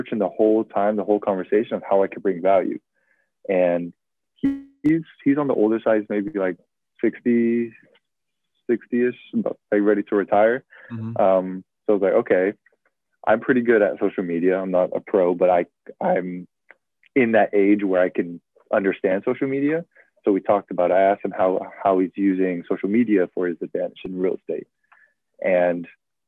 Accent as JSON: {"language": "English", "town": "San Francisco", "region": "California", "country": "United States", "said": "I'm from San Francisco"}